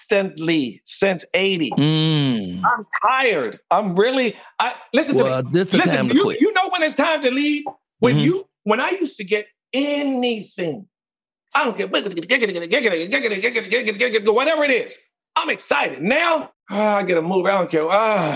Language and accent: English; North Carolina, United States; moved away as an adult; now in California, United States; I was raised in North Carolina on a farm.